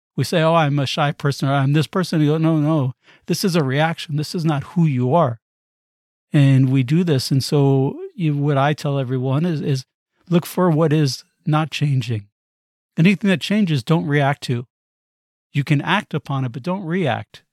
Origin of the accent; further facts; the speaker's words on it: United States; I'm American